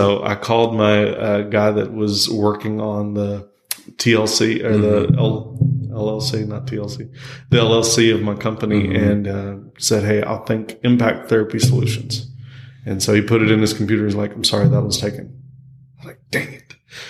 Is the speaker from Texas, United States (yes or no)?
yes; Texas, United States; roots here in Texas. I was born in Texas. I've been raised in Texas. I'm Texas all the way through.